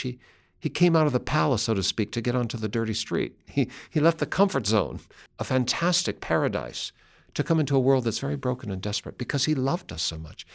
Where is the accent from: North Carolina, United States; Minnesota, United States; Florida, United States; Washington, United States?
Washington, United States; Seattle; Western Washington, where I grew up, are forested hillsides and mountains that are always green